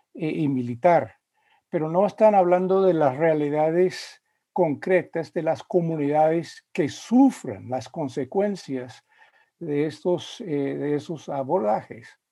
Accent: United States; also born or lived in Spain / Central America / Virginia / Indiana; soy eh, de los Estados Unidos, eh, aunque he vivido em, durante periodos de mi vida en países como España y en Centroamérica

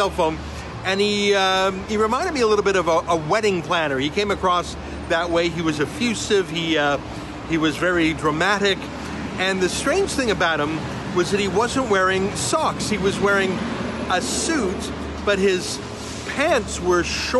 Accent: Canada; as a Canadian

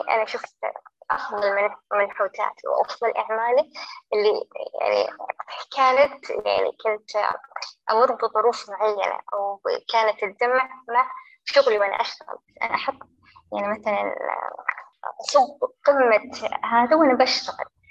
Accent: Saudi Arabia; عندنا بالسعودية

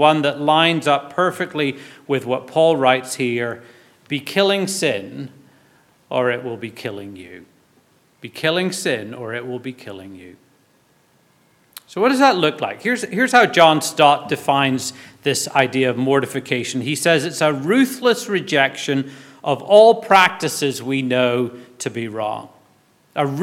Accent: Belfast, Northern Ireland, United Kingdom; When I was growing up in Belfast, our church youth group, or youth fellowship as we called it

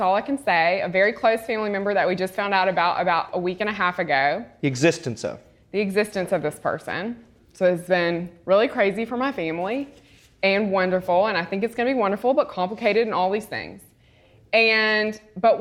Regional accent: Mississippi, United States; now in Houston, United States; I'm from Mississippi

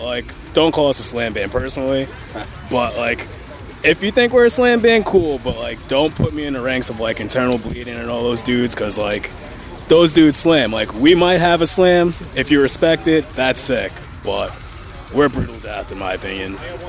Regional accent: New York, United States; But I'm from Long Island.

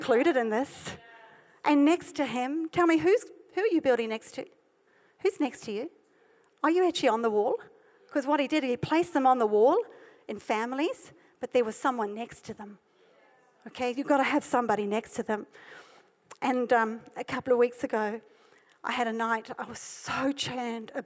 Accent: South Africa; this is my heritage, I'm South African

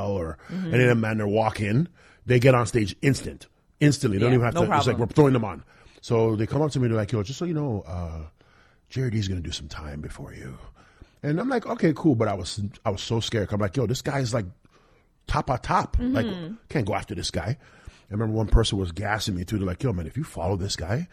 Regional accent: Toronto, Ontario, Canada; I was from Toronto too.

